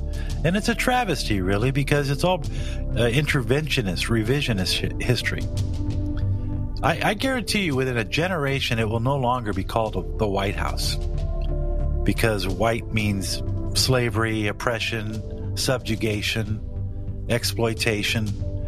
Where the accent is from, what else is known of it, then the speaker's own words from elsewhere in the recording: United States; I love America. I've been to a few other countries. I love it. I was raised in America.